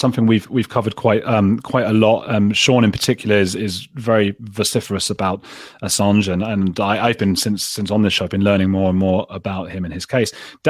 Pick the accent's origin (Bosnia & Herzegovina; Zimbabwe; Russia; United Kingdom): United Kingdom; London; Assange had to flee and spent years living in the Ecuadorian embassy in my hometown of London.